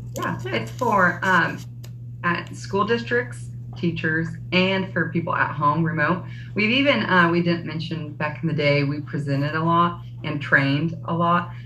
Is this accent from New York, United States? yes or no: no; El Dorado, Kansas, United States; we're both from El Dorado, Kansas